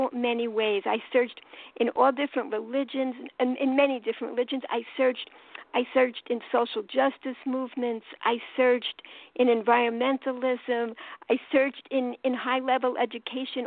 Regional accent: New York City, New York, United States; accent: New York; now in Baltimore, United States; I'm calling from Baltimore, Maryland, and I'm from New York, as you could tell from my accent

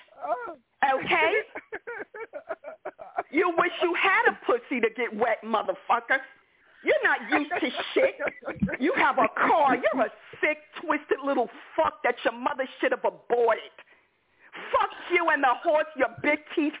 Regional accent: New York, United States; I'm from New York

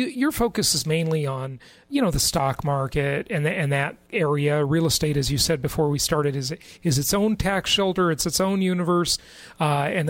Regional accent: Los Angeles, California, United States; moved away; my hometown. I grew up there

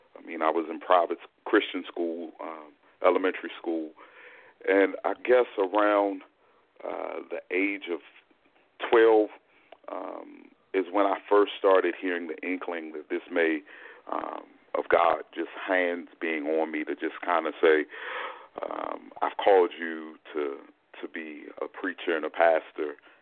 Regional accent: Fort Washington, Maryland, United States; also born or lived in Durham, North Carolina; now in Greensboro, United States; the vast majority of my life was in the Washington, D.C. metropolitan area um, okay. in Fort Washington, Maryland.

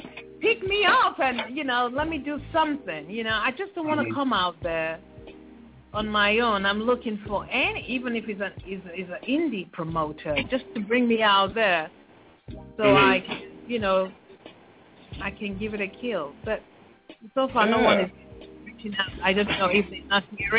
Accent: Nigeria; I'm a Nigerian

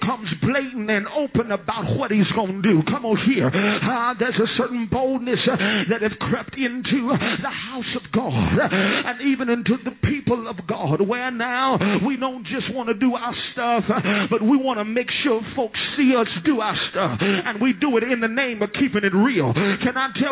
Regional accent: Southwest Louisiana, United States; I am from Southwest Louisiana

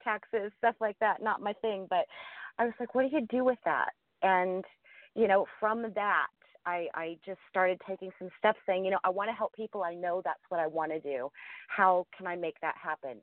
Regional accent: Ohio, United States; I grew up in a, um, a very, you know, a small town in Ohio

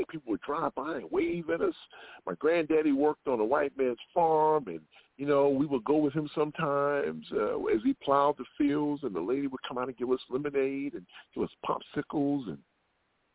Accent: Southern Illinois, United States; I grew up in Southern Illinois

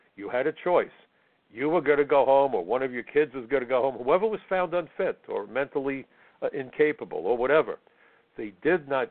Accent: New York, United States; First generation American. I'm a New Yorker. I'm retired. I could move anywhere. I live in New York because I love New York

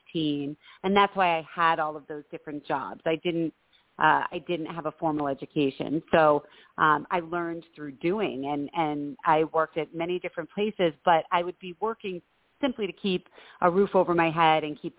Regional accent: Cape Cod, Massachusetts, United States; I grew up on Cape Cod

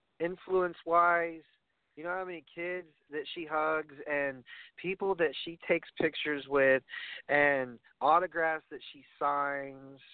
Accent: New York, United States; I come from New York

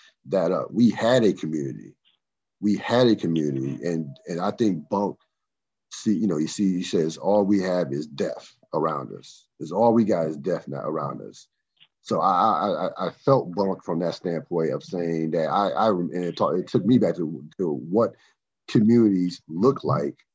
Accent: Trenton, New Jersey, United States; also born or lived in Morrisville, Pennsylvania; growing up in the Trenton, Marsville area, Trenton, of course, Trenton, New Jersey, Marsville, Pennsylvania, right across, or right next to each other, literally

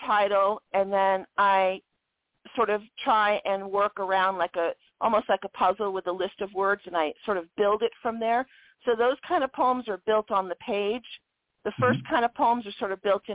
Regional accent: Long Beach, California, United States; I grew up in Long Beach

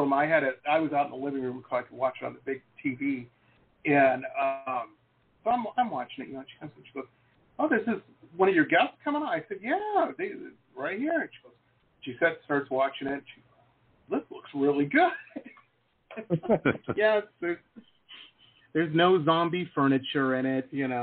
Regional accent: Detroit, Michigan, United States; moved away; I grew up in Metro Detroit, rough town. People tell me it's nice now, but when I lived there, it was pretty rough

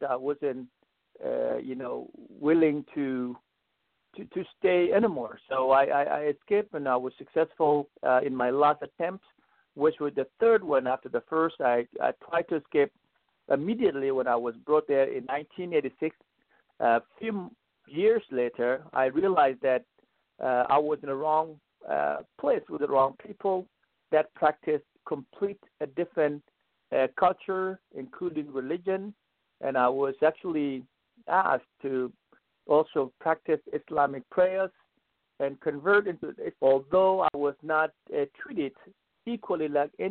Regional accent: South Sudan; moved away as an adult; also born or lived in Kirio, Sudan; now in United States; I was born in South Sudan in a village called Gorian, in southern Sudan.

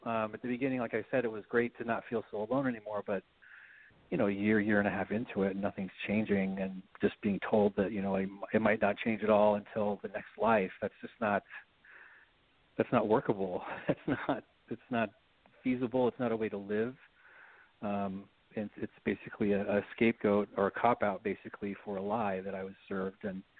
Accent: Salt Lake City, Utah, United States; moved away as an adult; now in New York City, United States; I grew up here in Salt Lake City and was basically like any typical Mormon family kid. We were pretty strict as far as the religion goes, and you know, all of our neighbors were of the same congregation and in the same faith.

